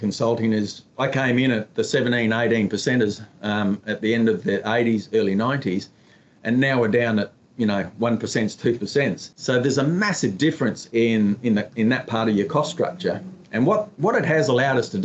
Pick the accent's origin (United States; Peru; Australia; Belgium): Australia; Emerald, Queensland; moved away as an adult; now in Western Australia, Australia; grew up on a cotton farm in Emerald, Central Queensland